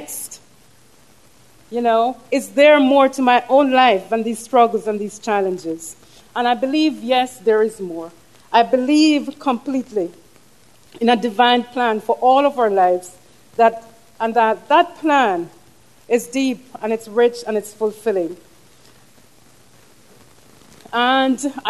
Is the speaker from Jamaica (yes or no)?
yes; Jamaica; moved away as an adult; now in United States; I come from Jamaica. Every trip back is beautiful.